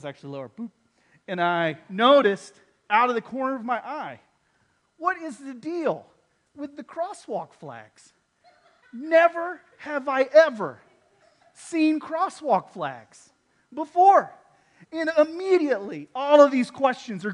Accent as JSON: {"language": "English", "region": "Texas", "country": "United States", "said": "I'm from Texas"}